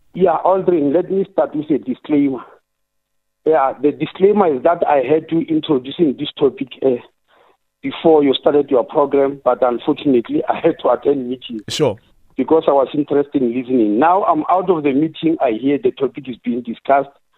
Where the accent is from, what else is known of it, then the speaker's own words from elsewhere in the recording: South Africa; as a South African